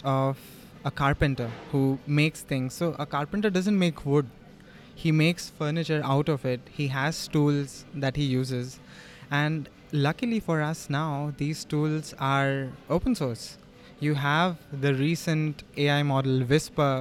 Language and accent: English; India; our Indian languages